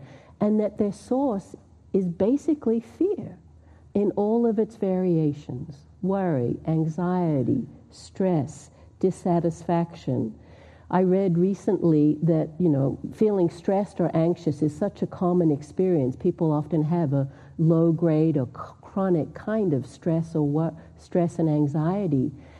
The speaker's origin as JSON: {"language": "English", "country": "Australia", "moved": "yes", "lives_now": "United States", "said": "moved here in 1988, so I've been here for a long time, but people still think I have an accent. I'm Australian. When I go to Australia, they think I'm American, because now I picked up somewhat this accent, but anyway, I do come from Australia."}